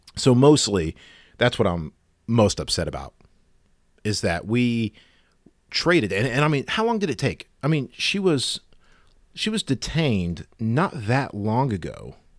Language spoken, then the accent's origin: English; United States; As an American